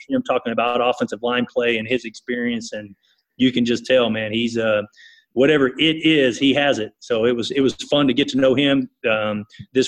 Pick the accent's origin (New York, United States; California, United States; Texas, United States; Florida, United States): Texas, United States; East; now in Kansas, United States; I grew up in East Texas and wound up in Kansas